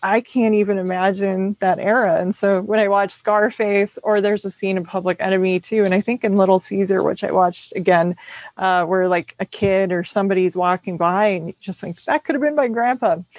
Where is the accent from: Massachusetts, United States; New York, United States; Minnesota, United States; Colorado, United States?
Minnesota, United States; Minneapolis; also born or lived in St. Paul; growing up in Minneapolis and St. Paul